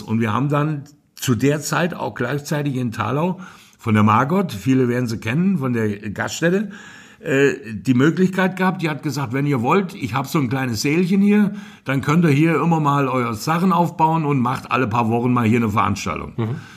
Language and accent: German; Hofbieber, Hesse, Germany; Ich bin in Hofbiber, genauer gesagt im Rödergrund geboren.